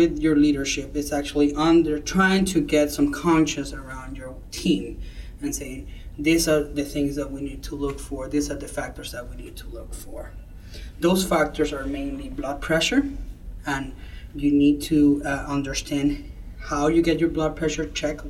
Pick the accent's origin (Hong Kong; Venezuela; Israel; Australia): Venezuela; moved away as an adult; now in United States; I'm originally from Venezuela, where I finished med school